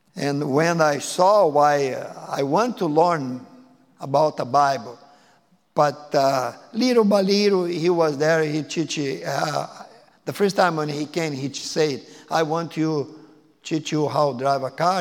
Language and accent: English; Porto Alegre, Rio Grande do Sul, Brazil; English is a second language; moved away as an adult; now in United States; I am from Brazil, I and my wife. I was born in the big city, place called Porto Alegre